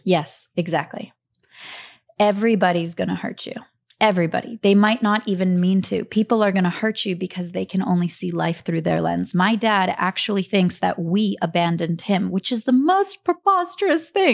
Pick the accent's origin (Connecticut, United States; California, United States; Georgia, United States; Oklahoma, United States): Georgia, United States; Atlanta; also born or lived in Kharkiv, Ukraine; we grew up in Atlanta, Georgia.